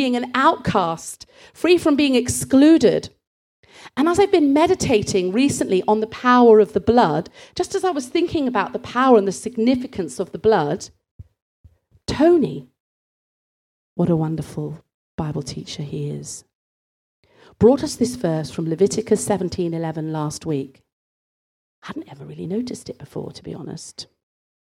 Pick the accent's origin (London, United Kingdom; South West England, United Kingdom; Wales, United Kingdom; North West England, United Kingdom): South West England, United Kingdom; Bristol; growing up in Bristol